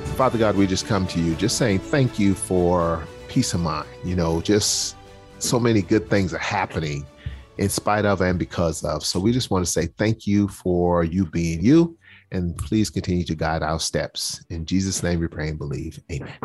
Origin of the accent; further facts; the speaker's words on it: Charleston, South Carolina, United States; I grew up in Charleston, South Carolina, public housing, single mom